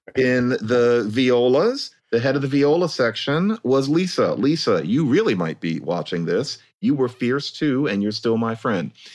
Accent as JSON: {"language": "English", "town": "Philadelphia", "region": "Pennsylvania", "country": "United States", "tie": "born or raised there", "said": "I grew up in Philadelphia"}